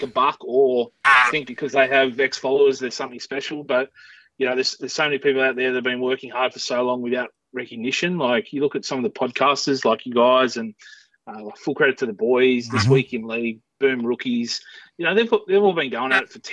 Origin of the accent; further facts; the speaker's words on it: Parkes, New South Wales, Australia; finally settled in when I started playing footy here in my hometown of Parks when I was 12